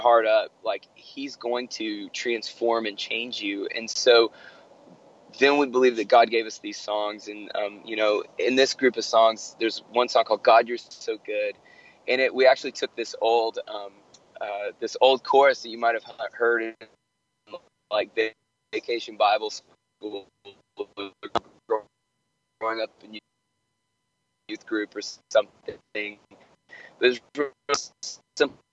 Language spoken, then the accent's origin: English; Atlanta, Georgia, United States; my hometown here in Atlanta